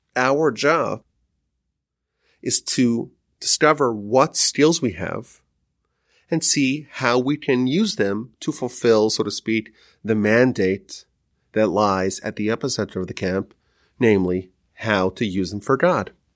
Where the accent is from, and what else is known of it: United States